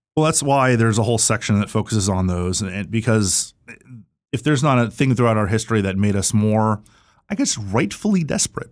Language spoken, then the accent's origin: English; Florida, United States; my home state